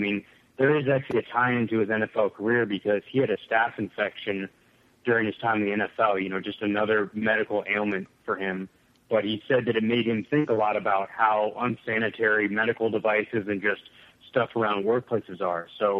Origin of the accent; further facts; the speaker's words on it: Central Ohio, United States; moved away as an adult; I grew up in Central Ohio